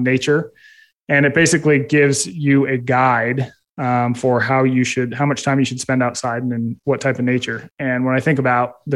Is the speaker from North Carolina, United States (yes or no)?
no; Utah, United States; I grew up in Utah